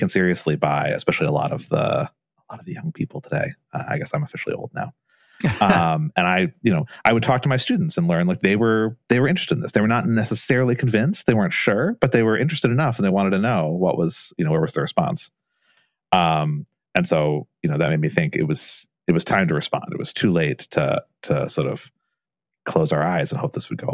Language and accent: English; Southern Indiana, United States; I grew up in Southern Indiana with a French name